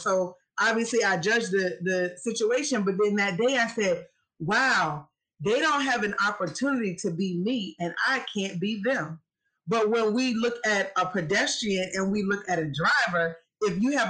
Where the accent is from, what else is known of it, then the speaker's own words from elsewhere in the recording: Petersburg, Virginia, United States; moved away as an adult; also born or lived in Chevy Chase, Maryland; I am from Petersburg, Virginia